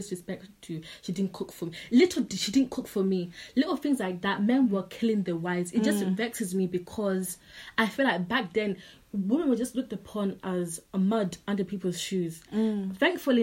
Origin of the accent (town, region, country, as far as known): England, United Kingdom; born or raised there; accent: Zim accent; first language English; also born or lived in Zimbabwe